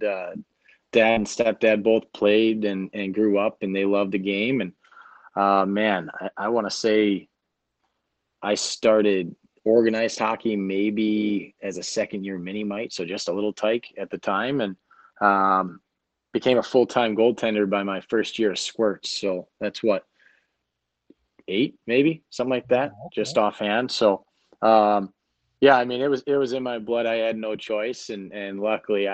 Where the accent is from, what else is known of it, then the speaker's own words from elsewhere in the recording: Grand Rapids, Michigan, United States; moved away as an adult; also born or lived in Toledo, Ohio / Massachusetts / Charlotte, North Carolina; I grew up in Grand Rapids, Michigan